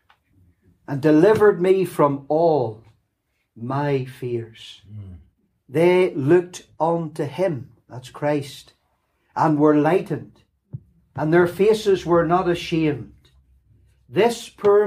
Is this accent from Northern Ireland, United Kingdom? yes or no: yes; Lurgan, Northern Ireland, United Kingdom; accent: Lurgan; also born or lived in Nottingham, England; this refined Lurgan accent